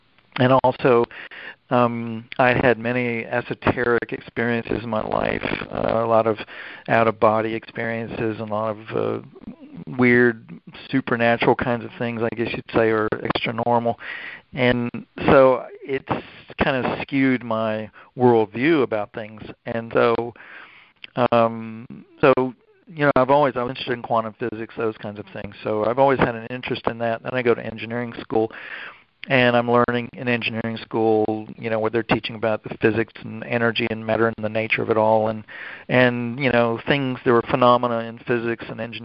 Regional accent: Durham, North Carolina, United States; moved away as an adult; now in Florida, United States; I grew up with around Duke University in North Carolina

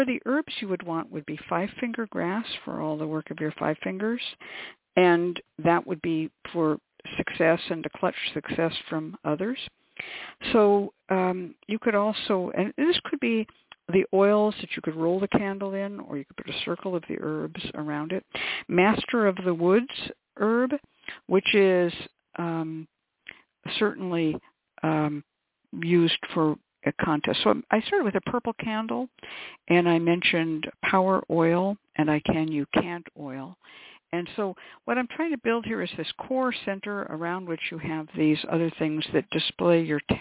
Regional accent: Bay Area, California, United States; I grew up in California in the Bay Area

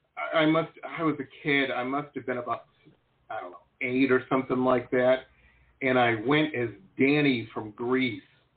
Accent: Detroit, Michigan, United States; I grew up in Metro Detroit, Michigan, kind of Midwest

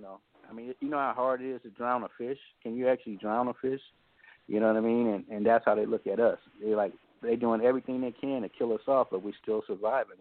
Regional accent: Oakland, California, United States; growing up in Oakland

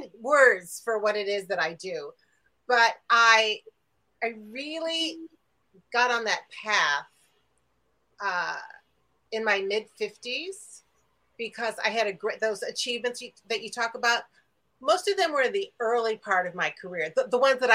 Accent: near Highland Park, Illinois, United States; close to my hometown, close to where I live

